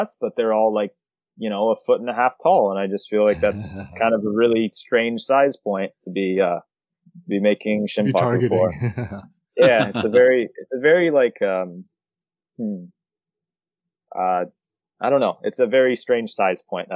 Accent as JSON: {"language": "English", "region": "Florida", "country": "United States", "moved": "as an adult", "lives_now": "Japan", "said": "I'm from Florida, so I do want to be like, remotely close to family"}